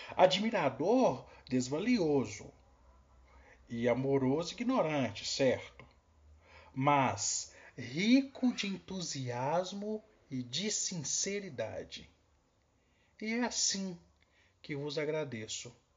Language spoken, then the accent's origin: Portuguese; Cordisburgo, Minas Gerais, Brazil; Sou aqui de Cordesburgo, Minas Gerais, terra de Guimarães Rosa